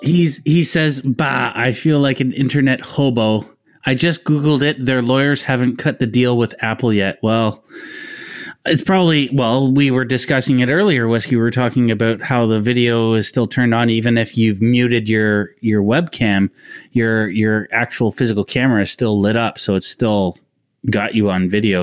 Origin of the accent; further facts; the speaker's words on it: Canada; we're also Canadian.